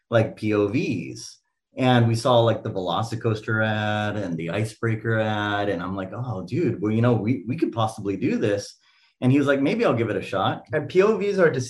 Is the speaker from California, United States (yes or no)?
yes; California, United States; And we grew up in SoCal, you know, so